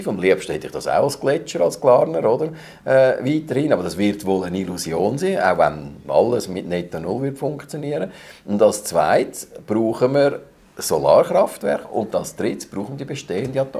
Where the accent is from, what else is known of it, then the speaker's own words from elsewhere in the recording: Glarus, Switzerland; Ich komme aus dem Glarnerland, ich kenne die Gegenden